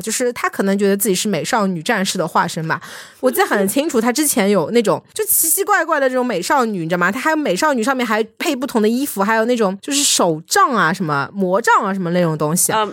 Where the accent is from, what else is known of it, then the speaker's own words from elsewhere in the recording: Shanghai, China; 作为上海人